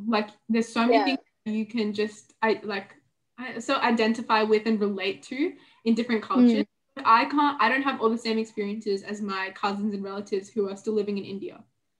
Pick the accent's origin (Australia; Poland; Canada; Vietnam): Australia; growing up in Australia